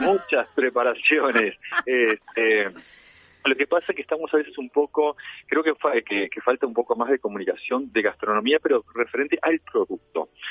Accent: Uruguay

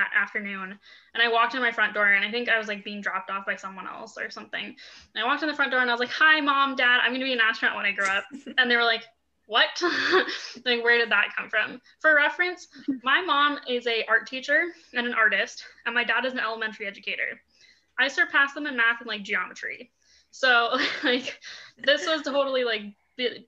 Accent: Boulder, Colorado, United States; I grew up in Boulder, actually. So that's my hometown

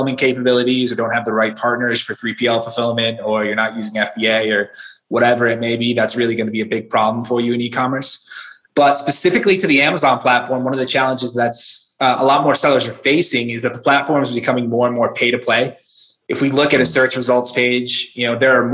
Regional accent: Connecticut, United States; moved away as an adult; now in Guadalajara, Mexico; Originally, I'm from Connecticut. I now live in Guadalajara, Mexico

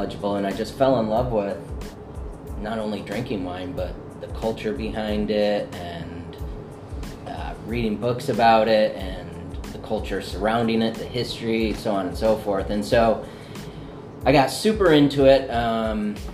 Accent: Oak Park, Illinois, United States; I grew up in Oak Park, which is the first suburb west of the city

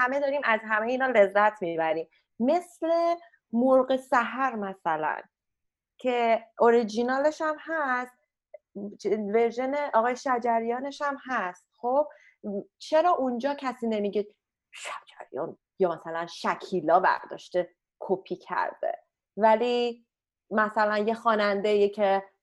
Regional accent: Iran; moved away; متاسفانه من ایرانی هستم

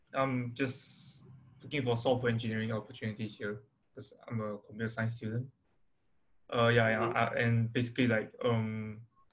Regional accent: Singapore; moved away as an adult; I'm originally from Singapore

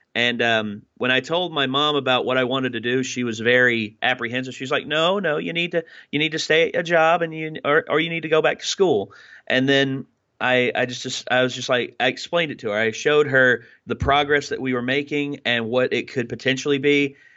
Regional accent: Wise, Virginia, United States; moved away as an adult; also born or lived in Bristol, Virginia; I started out as um, at, in Wise, Virginia, of course, my my hometown

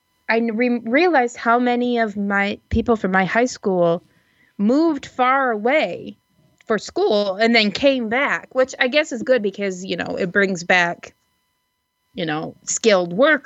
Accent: Muskegon, Michigan, United States; moved away; They just moved back to Muskegon, which is where I'm from, and didn't leave.

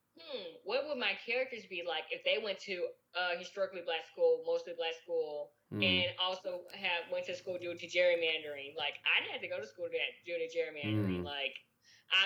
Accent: Bayou La Batre, Alabama, United States; I grew up in Bayou LaBatchery, Alabama.

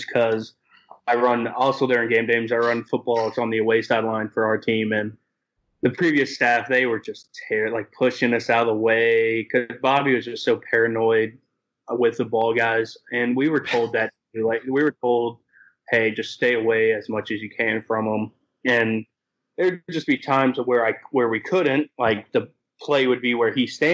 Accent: Louisville, Kentucky, United States; moved away as an adult; now in Bowling Green, United States; born and raised in Louisville.

